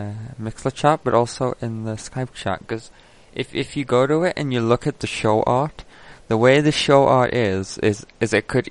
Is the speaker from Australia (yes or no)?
no; United Kingdom; I'm British.